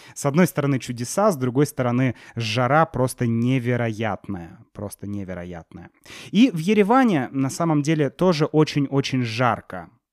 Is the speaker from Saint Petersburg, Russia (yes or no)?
yes; Saint Petersburg, Russia; мы из Санкт-Петербурга, вот туристы